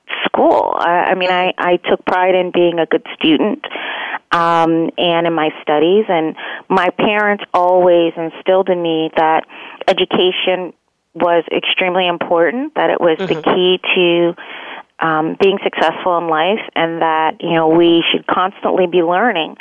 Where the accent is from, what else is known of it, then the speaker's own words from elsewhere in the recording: East Orange, New Jersey, United States; also born or lived in Fort Deposit, Alabama / Scotch Plains, New Jersey; I grew up in New Jersey, in East Orange, New Jersey.